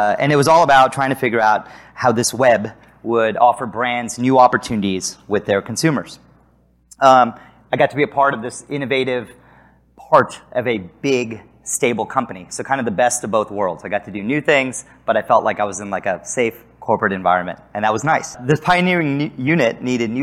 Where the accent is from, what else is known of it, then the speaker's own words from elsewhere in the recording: San Antonio, Texas, United States; moved away as an adult; also born or lived in Chicago; I grew up in San Antonio, Texas, and suddenly I was living in Chicago